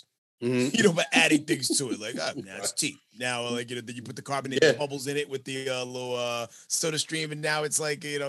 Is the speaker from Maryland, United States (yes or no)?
no; New York, United States; moved away; So I'm originally from New York, right? But I'm a citizen of the world, right? So like, I mean, like I have joint custody in multiple states, but New York is where I got my, like my life skills training.